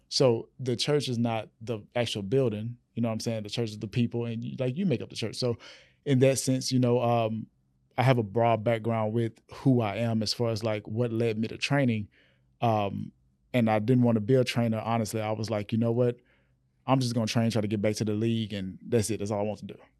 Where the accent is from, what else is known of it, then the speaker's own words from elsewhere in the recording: Rayville, Louisiana, United States; my small town, um, born in Rayville, Louisiana